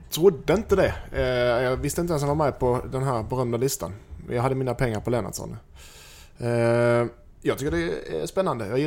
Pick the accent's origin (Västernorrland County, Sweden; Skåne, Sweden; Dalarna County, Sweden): Skåne, Sweden; Helsingborg; att jag är skåning.